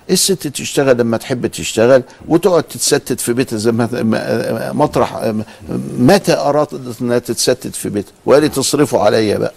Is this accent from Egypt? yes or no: yes; Egypt; إحنا عندنا في مصر هنا